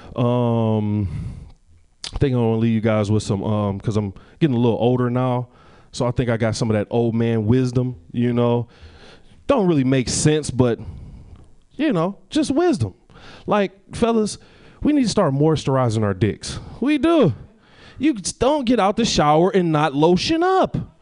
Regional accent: Detroit, Michigan, United States; I'm originally from Detroit.

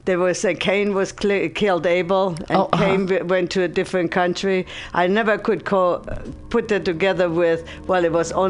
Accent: Germany; moved away; I'm from Germany

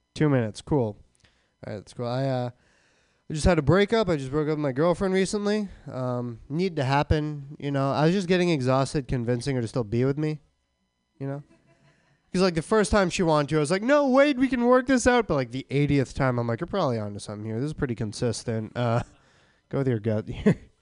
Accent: Boston, Massachusetts, United States; I'm from the East Coast. I'm from Boston

